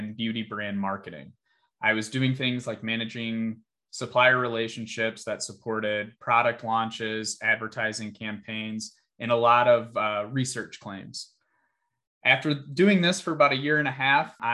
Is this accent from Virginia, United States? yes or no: no; Michigan, United States; born and raised in Michigan